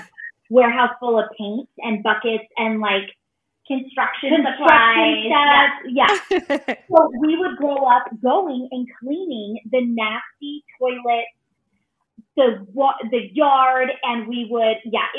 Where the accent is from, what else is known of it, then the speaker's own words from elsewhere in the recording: Phoenix, Arizona, United States; We are from Phoenix, Arizona, and we actually live in Mesa, which is a suburb right out of outside of Phoenix. And we are born and raised here.